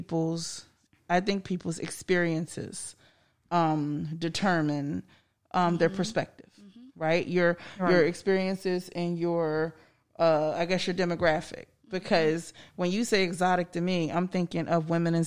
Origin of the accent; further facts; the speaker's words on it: the North, United States; moved away; I grew up in the North